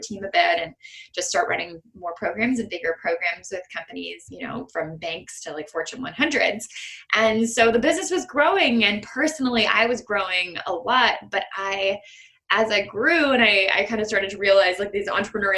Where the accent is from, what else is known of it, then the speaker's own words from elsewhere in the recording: Canada; I have in being Canadian